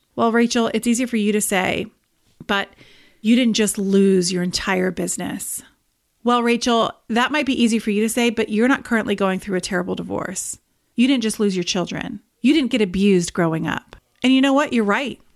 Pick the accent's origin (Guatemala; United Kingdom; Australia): United Kingdom; England; moved away; I am originally from England